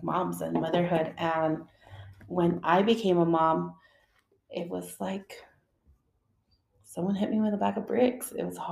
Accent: El Paso, Texas, United States; also born or lived in Ciudad Juárez, Mexico / Socorro, Texas; I am El Paso raised

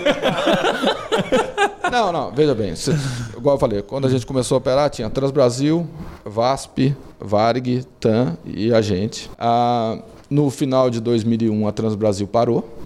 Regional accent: Brasília, Federal District, Brazil; Quando nós nos mudamos para Brasília, eu tinha 5 anos de idade. E aí eu fui criado em Brasília

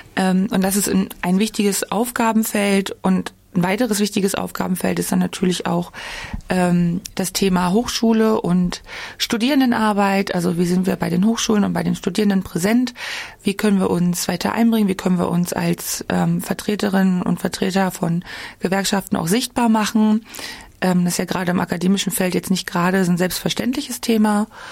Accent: Altmark, Saxony-Anhalt, Germany; moved away as an adult; also born or lived in Magdeburg / Jena; Also geboren bin ich in Magdeburg. Ähm, aufgewachsen bin ich in der Altmark. Das ist ganz im Norden von Sachsen-Anhalt

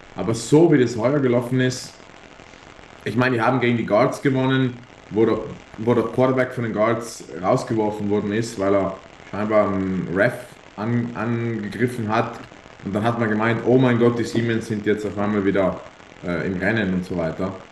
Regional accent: Italy; wir Italiener

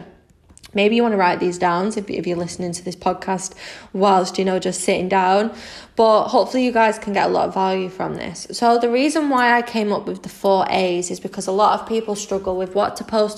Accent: Manchester, North West England, United Kingdom; I'm 25 from Manchester in the UK

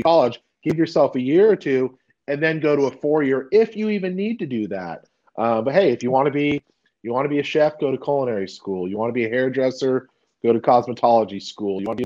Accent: California, United States; moved away as an adult; now in Texas, United States

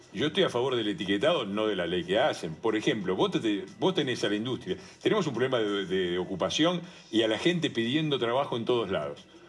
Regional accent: Avellaneda, Buenos Aires Province, Argentina; moved away; Mi, historia empieza en Avellaneda, en Piñeiro, en un barrio obrero. Eh, éramos siete primos hermanos

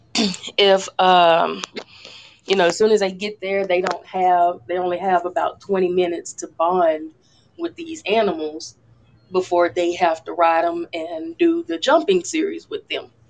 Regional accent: Louisiana, United States; I'm from Louisiana

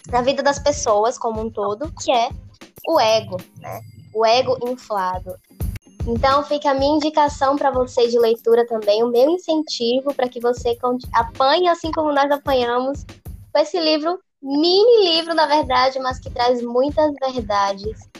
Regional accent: Bahia, Brazil; tenho 23 anos, sou da Bahia

